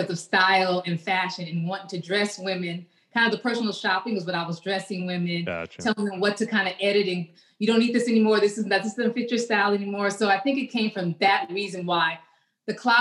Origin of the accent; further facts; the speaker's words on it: Los Angeles, California, United States; moved away as an adult; also born or lived in Miami; I'm originally from Los Angeles. That's where I grew up. I was raised. And I moved to Miami in my 20s